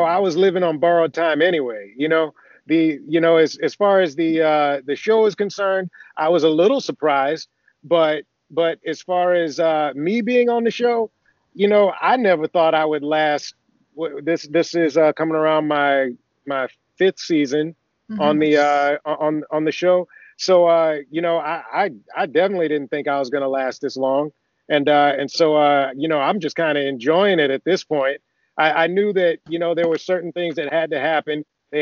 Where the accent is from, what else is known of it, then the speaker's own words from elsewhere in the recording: Athens, Georgia, United States; moved away as an adult; also born or lived in Augusta, Georgia; now in California, United States; I grew up in Georgia, actually. I grew up in Athens, Georgia. I was born in Augusta, and then I left after high school